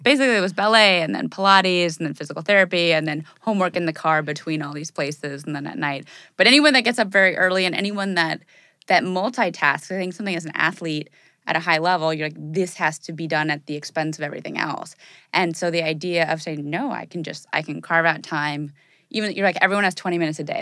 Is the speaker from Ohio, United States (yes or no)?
no; Los Angeles, California, United States; I grew up in Californ-, I was born in L